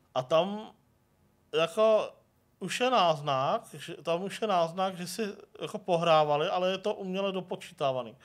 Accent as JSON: {"language": "Czech", "town": "Mladá Boleslav", "region": "Central Bohemian Region", "country": "Czechia", "tie": "born or raised there", "said": "jsem se narodil v Mladé Boleslavi"}